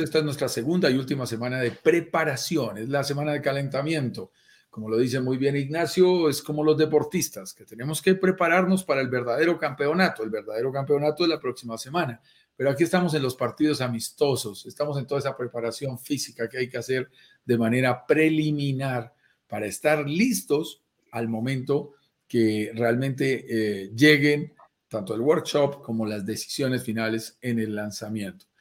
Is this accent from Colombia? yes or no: yes; Colombia; accent: Colombian; eres colombiano por mi acento. Notarás que yo soy colombiano